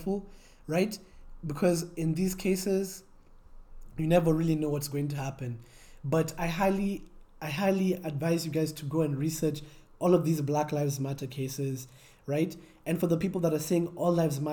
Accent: Kenya; as a Kenyan

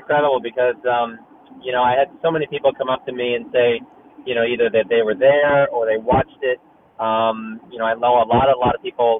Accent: San Diego, California, United States; also born or lived in Hoboken, New Jersey / St. Paul, Minnesota; I grew up in San Diego, you know, playing a lot of junior tennis.

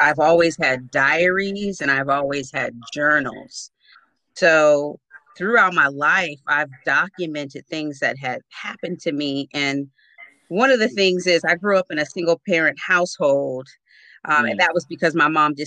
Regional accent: Oceanside, California, United States; also born or lived in Newark, New Jersey; I was born in Newark, New Jersey, but raised in Oceanside, California

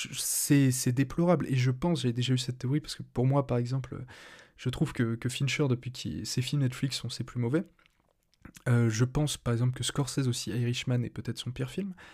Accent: France; je suis français

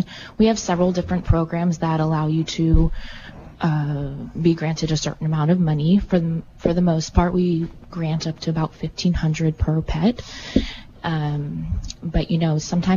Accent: outside Philadelphia, Pennsylvania, United States; moved away as an adult; now in Carmel, United States; I'm actually from back east. I'm from outside Philadelphia, but I've been in Carmel for about 6 years now

